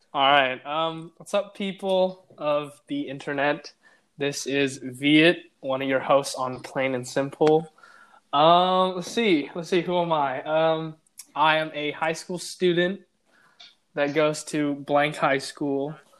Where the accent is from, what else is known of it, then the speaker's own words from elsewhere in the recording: Cleveland, Ohio, United States; also born or lived in Switzerland / Vancouver, Canada; I have grown up in Cleveland basically my whole life from when I was five or six or something like